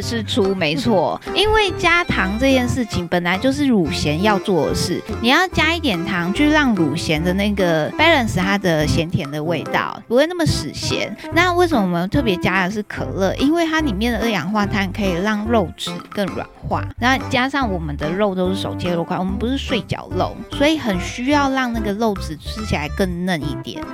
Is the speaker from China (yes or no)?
no; Taiwan; 我们台湾人